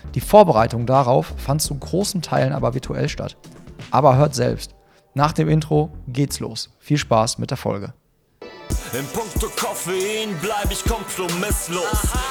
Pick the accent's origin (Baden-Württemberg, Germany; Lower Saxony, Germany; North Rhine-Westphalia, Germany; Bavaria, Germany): North Rhine-Westphalia, Germany; Hagen; so wie ich, aus Hagen